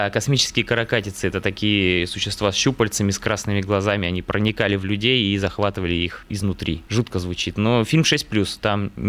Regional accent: Novosibirsk, Novosibirsk Oblast, Russia; now in Moscow, Russia; потому что я сам родом из Новосибирска. Работаю уже в Москве, понимал, что этот город мало засветился на экранах российского кино, да.

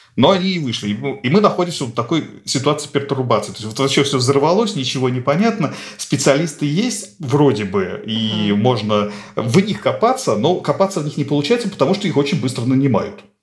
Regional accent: Nizhny Novgorod, Nizhny Novgorod Oblast, Russia; Нижний Новгород, откуда я родом

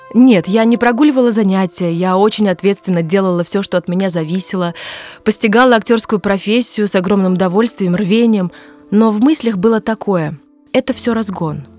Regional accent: Smolensk, Smolensk Oblast, Russia; moved away as an adult; also born or lived in Moscow; из Смоленска. И сразу за мной стоял мой город, моя родина

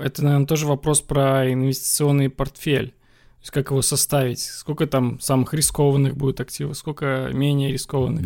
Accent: Belarus; я сам из Беларуси, и у нас всегда все собирают в бумажном долларе

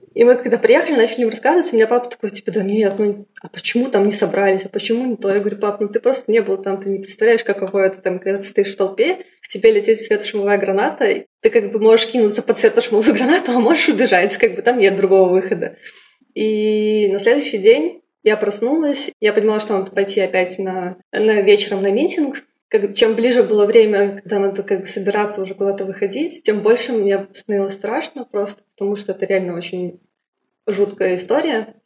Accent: Minsk, Belarus; moved away as an adult; Я из Беларуси, я сама родом из Минска, и я там прожила 24 полных года, до 2016 года.

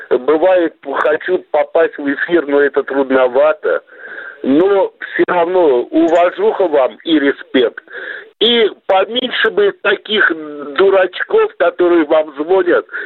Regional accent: Baku, Azerbaijan; now in Belgorod, Russia; я вот родом из Баку

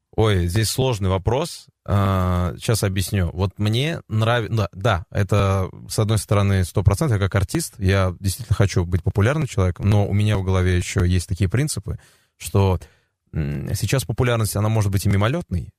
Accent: Tatarstan, Russia; я татарин

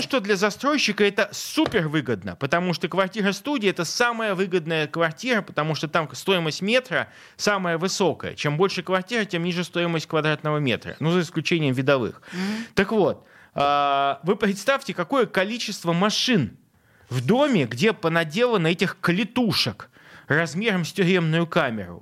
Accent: Saint Petersburg, Russia; Я петербуржец, и я хочу, чтобы я и мои дети, и мои внуки оставались жить в Петербурге

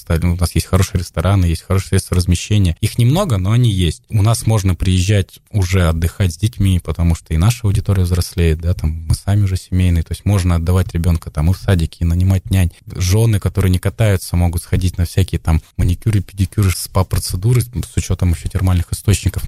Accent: Kamchatka Krai, Russia; also born or lived in Bashkortostan; вот с младенчества я живу на Камчатке, ну, в общем-то, местный, то есть я никуда не приезжал, я там был

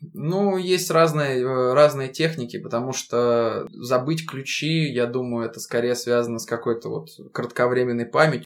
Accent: Russia; also born or lived in United Kingdom; это моя родина, у меня здесь семья, у меня здесь э, родители, здесь моя девушка, здесь мой родной город

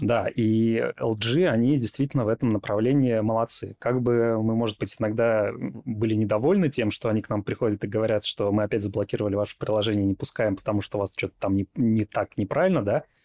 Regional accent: Belarus; moved away; я жил в региональном городе. Во-первых, я из Беларуси

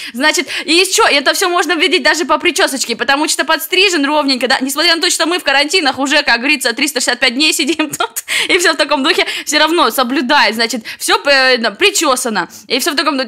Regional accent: White Sea coast, Russia; now in Saint Petersburg, Russia; Я с берегов Белого моря

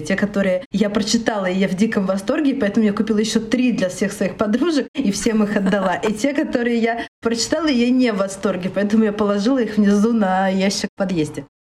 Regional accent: Khabarovsk, Khabarovsk Krai, Russia; moved away as an adult; also born or lived in Okha, Sakhalin; Я родилась вообще на Сахалине в городе Аха, в супер маленьком городе. А потом мы переехали в город чуть побольше, но все равно это был Хабаровск.

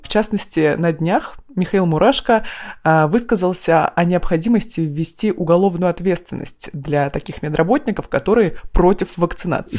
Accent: Krasnoyarsk Krai, Russia; я из Красноярского края

